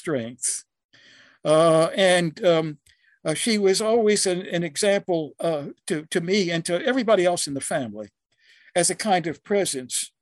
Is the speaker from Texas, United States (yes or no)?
no; Baltimore, Maryland, United States; I grew up in Maryland, mostly in the city of Baltimore